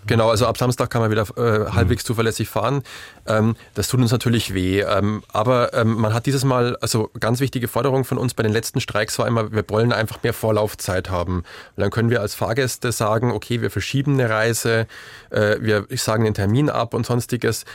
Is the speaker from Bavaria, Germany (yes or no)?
yes; Bavaria, Germany; ich komme, ähm, man hört es aus meinem Dialekt vielleicht nicht unbedingt aus Sachsen, aber ich komme aus Bayern vom Dorf